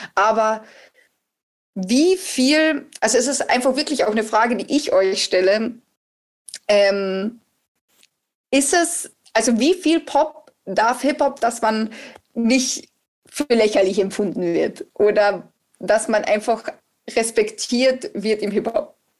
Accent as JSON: {"language": "German", "country": "Austria", "said": "ich bin ja Österreicherin"}